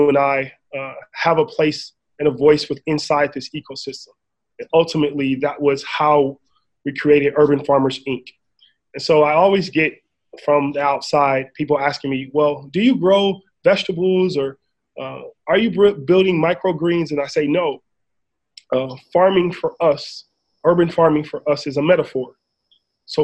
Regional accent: Inglewood, California, United States; I grew up in Inglewood, California, diehard Laker fan, down the street from the LA Forum, born in 1980

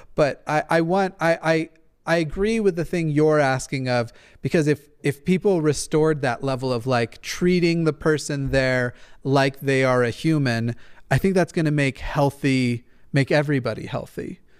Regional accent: Levittown, New York, United States; Levittown, Long Island, over here

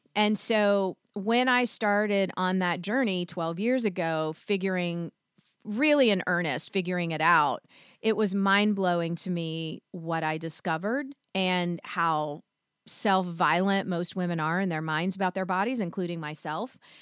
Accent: the South, United States; I was raised in the South

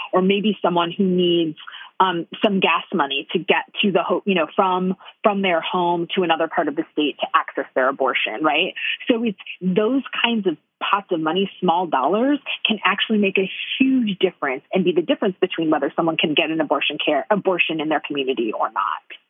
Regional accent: Detroit, Michigan, United States; I grew up in Detroit

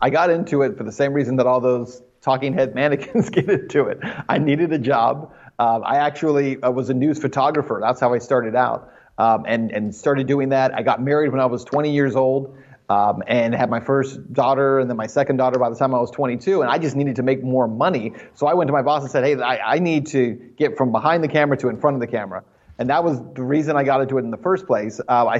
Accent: El Paso, Texas, United States; I grew up in El Paso. That's where my first job was.

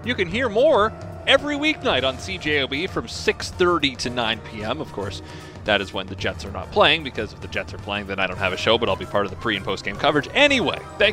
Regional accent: Ontario, Canada; moved away; So I didn't grow up here. I grew up in Ontario

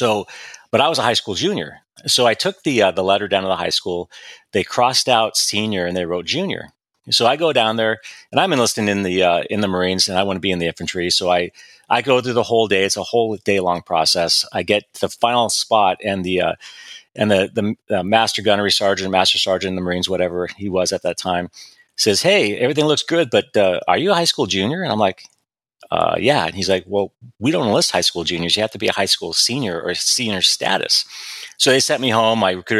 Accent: Ventura, California, United States; I grew up in Ventura County, or in Ventura itself.

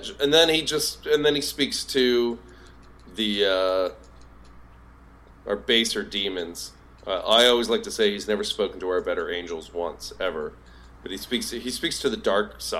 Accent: Southeast, United States; I'm from the Southeast

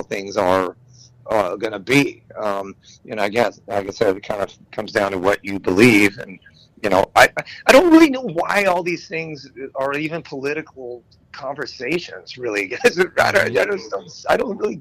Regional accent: Los Angeles, California, United States; I'm born and raised in Los Angeles

